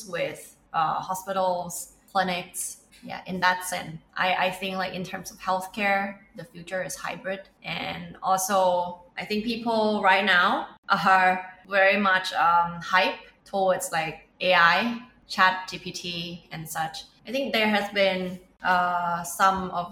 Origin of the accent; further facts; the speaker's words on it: Thailand; we are from Thailand